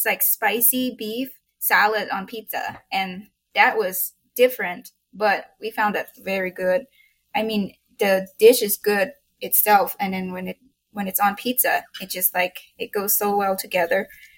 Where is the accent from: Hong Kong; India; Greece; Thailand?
Thailand; English is a second language; moved away as an adult; now in Boise, United States; English is not my first language, and I'm from Thailand.